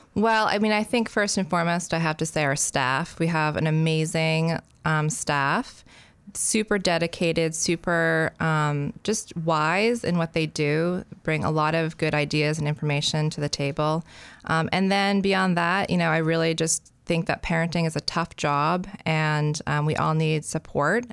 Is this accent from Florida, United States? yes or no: no; Freeport, Maine, United States; moved away as an adult; also born or lived in Canada; I grew up in Freeport.